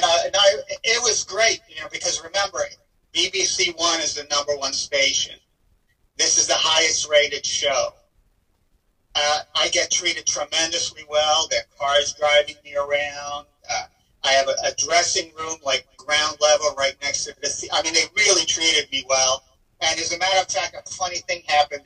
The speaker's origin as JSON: {"language": "English", "country": "Israel", "tie": "born or raised there", "said": "I was born in Israel"}